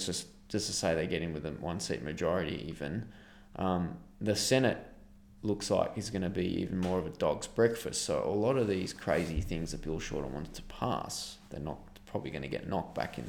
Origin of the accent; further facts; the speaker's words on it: Australia; as an Australian